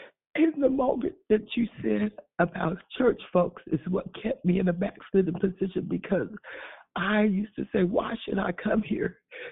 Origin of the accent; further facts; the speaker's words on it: East Coast, United States; born there; And the reason being, I was born on the East Coast. My dad was in the military, and we never was taught what the Bible was about.